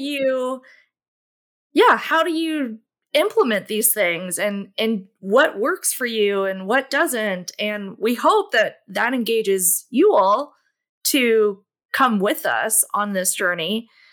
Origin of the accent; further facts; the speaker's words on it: Louisville, Kentucky, United States; I grew up in Louisville, Kentucky, and where I currently reside.